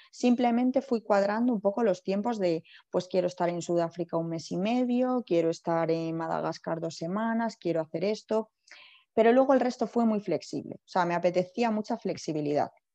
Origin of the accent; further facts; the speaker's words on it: Alcalá de Henares, Community of Madrid, Spain; yo soy natural de Alcalá de Henares